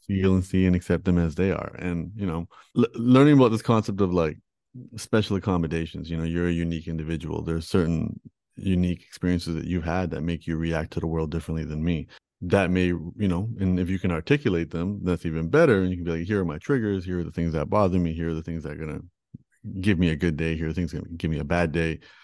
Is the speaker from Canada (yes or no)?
yes; Toronto, Ontario, Canada; I was born and raised in Toronto